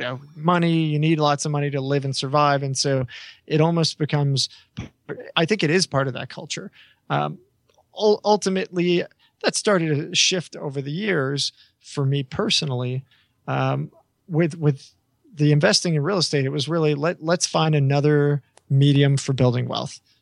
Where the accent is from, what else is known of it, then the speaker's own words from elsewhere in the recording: New York, United States; I always tell people I'm the New Yorker